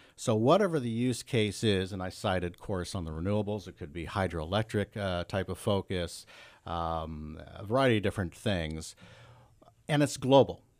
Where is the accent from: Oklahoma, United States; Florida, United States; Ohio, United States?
Ohio, United States; Northeast; also born or lived in Pennsylvania; I grew up in Northeast Ohio